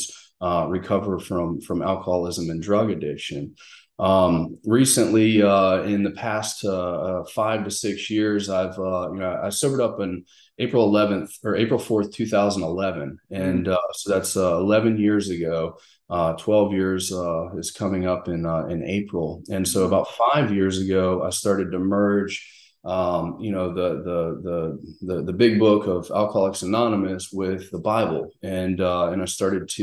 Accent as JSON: {"language": "English", "town": "Mandeville", "region": "Louisiana", "country": "United States", "also_born_or_lived": "South Carolina / Texas / Arkansas / Memphis, Tennessee", "moved": "yes", "said": "I'm originally from Mandeville, Covington area"}